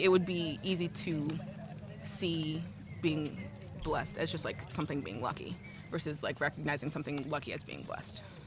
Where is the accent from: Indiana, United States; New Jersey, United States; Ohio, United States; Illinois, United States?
Illinois, United States; Chicago; I'm from Chicago.